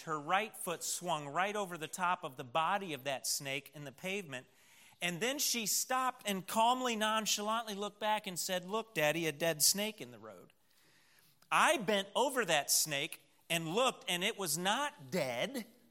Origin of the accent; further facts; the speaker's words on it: United States; we have as American Christians